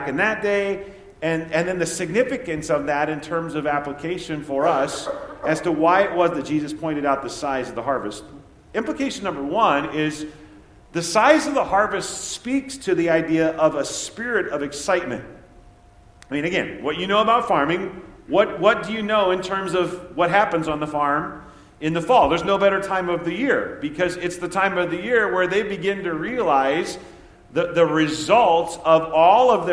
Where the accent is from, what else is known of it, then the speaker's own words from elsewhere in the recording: Nebraska, United States; when I was growing up in Nebraska